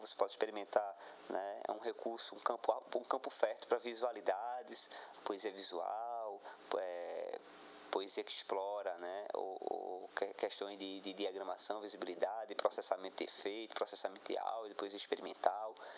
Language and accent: Portuguese; Goiana, Pernambuco, Brazil; eu, que somos daqui de Goiânia